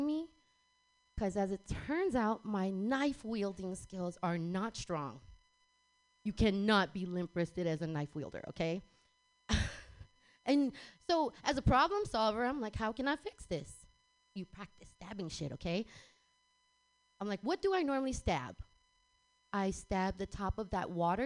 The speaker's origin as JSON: {"language": "English", "town": "San Francisco", "region": "California", "country": "United States", "tie": "born or raised there", "also_born_or_lived": "Texas", "moved": "as an adult", "said": "I was born and raised here in San Francisco"}